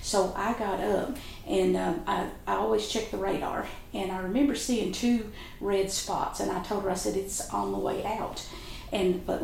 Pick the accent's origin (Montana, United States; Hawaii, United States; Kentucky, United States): Kentucky, United States; River Caney, Breathitt County; I was raised in Breathitt County in the community of River Caney